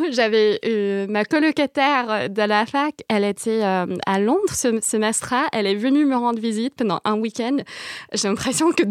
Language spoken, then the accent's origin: French; San Jose, California, United States; Moi, je viens de San José. Et à San José, il y a une grosse diaspora vietnamienne.